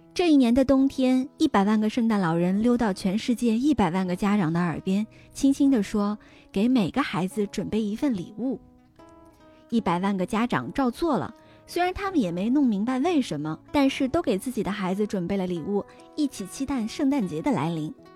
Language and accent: Chinese; China; 我们中国人是 就是信这个宗教的人是非常非常少的